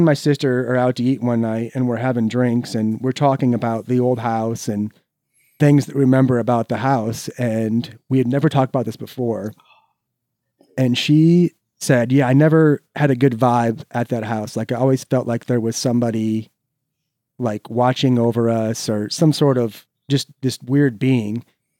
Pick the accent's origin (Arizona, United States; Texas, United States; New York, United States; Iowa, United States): Iowa, United States; Cedar Falls; So I was actually born in Cedar Fall